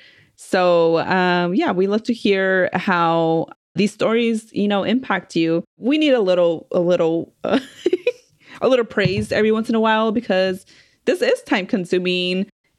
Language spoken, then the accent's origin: English; El Paso, Texas, United States; now in San Diego, United States; I also want to mention that I am from El Paso, Texas, and I reside in San Diego right now.